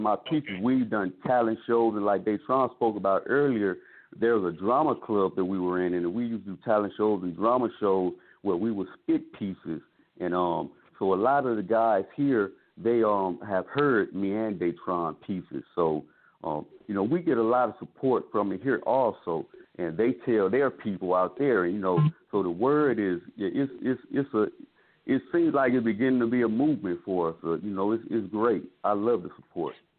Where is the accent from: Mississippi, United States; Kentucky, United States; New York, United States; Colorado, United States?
Mississippi, United States; we come from Mississippi and small, very small towns in Mississippi